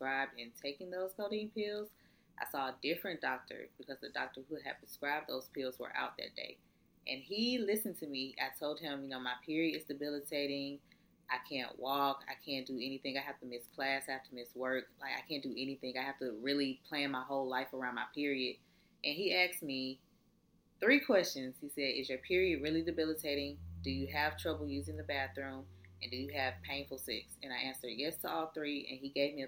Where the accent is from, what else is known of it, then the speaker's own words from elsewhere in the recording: Atlanta, Georgia, United States; also born or lived in Valdosta, Georgia; I'm in college, not where I'm from. I'm from Atlanta